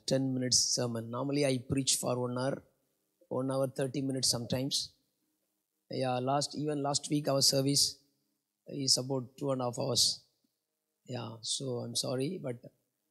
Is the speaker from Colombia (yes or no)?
no; India; moved away as an adult; now in Singapore; I was a migrant worker from India, now I am a Singaporean. I'm almost 15 years, I'm Singaporean.